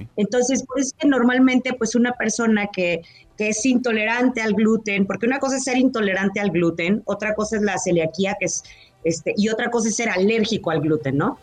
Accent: Mexico; como mexicanos

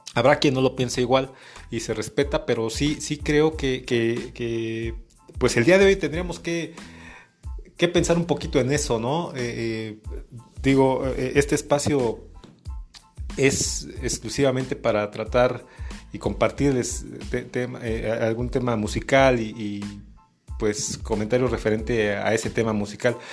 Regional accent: Mexico; como mexicanos

